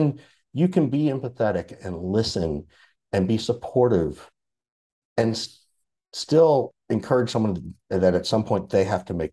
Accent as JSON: {"language": "English", "region": "Deep South", "country": "United States", "tie": "born or raised there", "said": "And growing up in the Deep South, it was like, well, you know, I had to go to couples thing."}